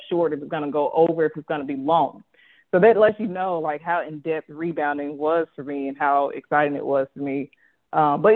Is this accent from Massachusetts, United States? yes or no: no; Jackson, Mississippi, United States; so I'm from Jackson, Mississippi. I went to high school